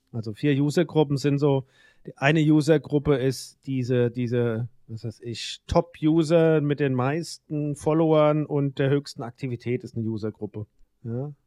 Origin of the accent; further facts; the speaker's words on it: Mainz, Rhineland-Palatinate, Germany; bei uns in Mainz im Rhein